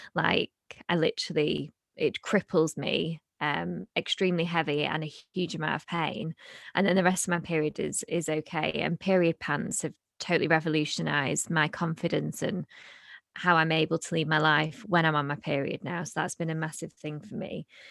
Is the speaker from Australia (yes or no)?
no; United Kingdom; we're British